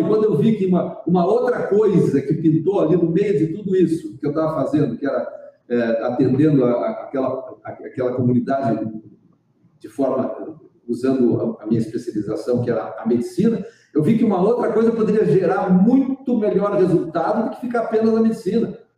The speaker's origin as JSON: {"language": "Portuguese", "region": "Rio Grande do Sul", "country": "Brazil", "tie": "born or raised there", "also_born_or_lived": "Porto Alegre", "moved": "as an adult", "lives_now": "Garopaba, Brazil", "said": "Eu sou gaúcho. Nasci no Rio Grande do Sul, numa cidadezinha. É, fui criado numa cidade pequenininha do interior."}